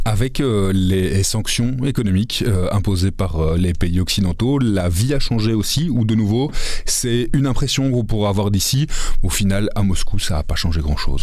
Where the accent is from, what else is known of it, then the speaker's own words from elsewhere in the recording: Belgium; vu de chez nous, vu de Belgique